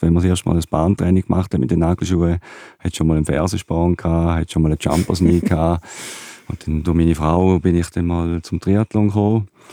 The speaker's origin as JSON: {"language": "German", "country": "Switzerland", "tie": "born or raised there", "said": "in meinem Heimatdorf, in Dübach"}